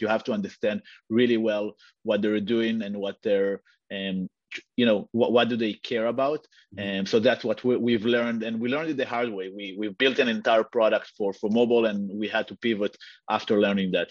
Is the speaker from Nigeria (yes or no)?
no; Israel; moved away as an adult; now in United States; I'm I'm originally from from Israel, moved to the US uh, a few years ago